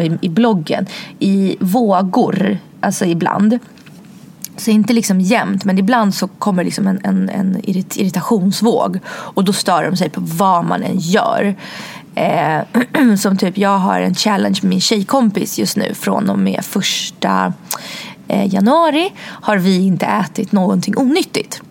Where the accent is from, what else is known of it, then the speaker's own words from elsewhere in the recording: Sweden; also born or lived in Russia; när jag flyttade från Ryssland till Sverige då var jag tre